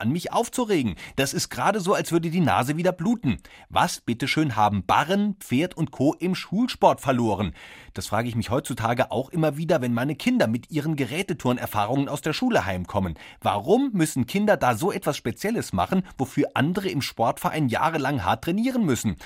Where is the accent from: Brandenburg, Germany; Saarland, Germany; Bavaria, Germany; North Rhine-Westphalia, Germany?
Saarland, Germany; Wir sind beide Saarländer.